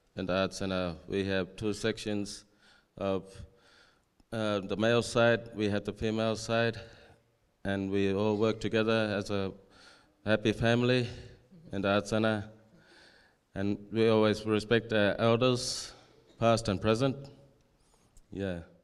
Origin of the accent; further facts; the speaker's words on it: Perth, Western Australia, Australia; moved away as an adult; also born or lived in Alice Springs, Northern Territory; I was taken to foster care and placed into the city. I was stripped away from cu, uh, language, culture, and family, and all my tradition. And I spent about twelve, uh, eighteen years in Perth and turned eighteen